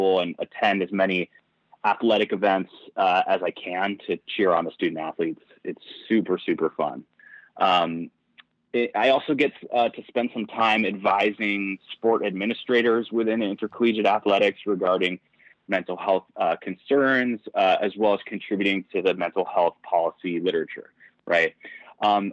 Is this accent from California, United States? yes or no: yes; Southern California, United States; moved away; I am originally from Southern California, pretty competitive volleyball player. I won a state championship in high school.